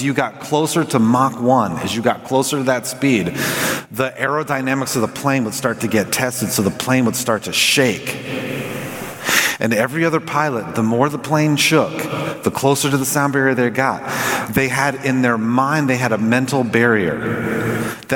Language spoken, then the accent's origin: English; Southern California, United States; I grew up in Southern California